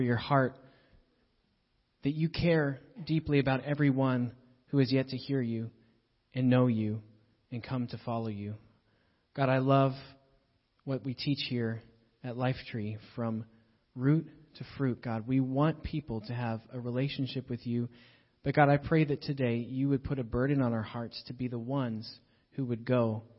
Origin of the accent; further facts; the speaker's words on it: Pittsburgh, Pennsylvania, United States; moved away; So I grew up in Pittsburgh